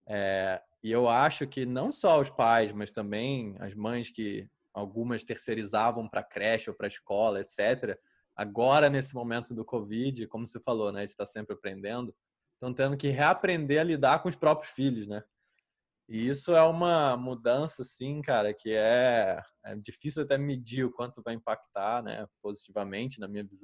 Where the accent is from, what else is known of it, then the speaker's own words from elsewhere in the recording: Rio de Janeiro, Brazil; que eu nasci em Botafogo